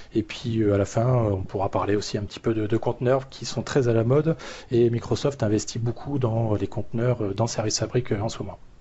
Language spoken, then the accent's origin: French; Toulouse area, Occitania, France; moved away; maintenant sur la région toulousaine, retour aux sources.